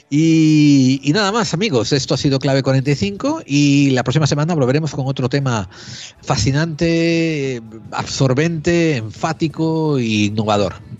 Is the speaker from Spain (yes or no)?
yes; Spain; tenemos los españoles